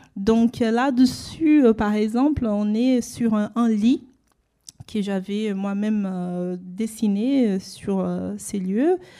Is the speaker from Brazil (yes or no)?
yes; Brazil; moved away; là d'où je viens en fait, qui est le processus colonial de racialisation au Brésil